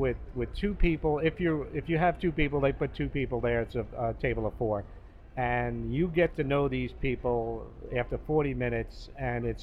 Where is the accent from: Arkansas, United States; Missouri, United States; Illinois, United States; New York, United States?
New York, United States; New York City; also born or lived in Los Angeles; now in Playa del Rey, United States; I'm from New York City, moved to Los Angeles in 1976